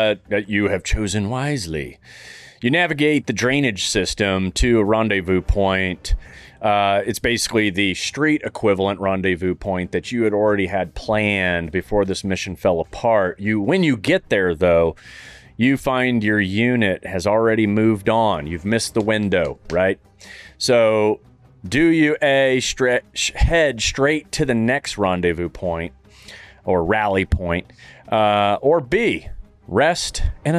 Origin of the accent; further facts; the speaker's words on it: Saudi Arabia; You know I grew up in Saudi